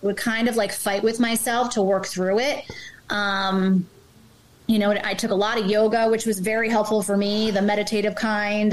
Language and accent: English; New Jersey, United States; also born or lived in Manhattan; Growing up in Jersey, um, well, I grew up on the beach